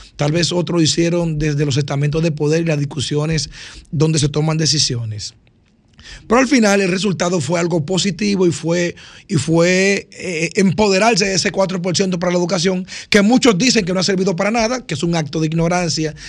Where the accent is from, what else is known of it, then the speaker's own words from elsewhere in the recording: Cambita Garabitos, San Cristóbal, Dominican Republic; yo que soy de Cambita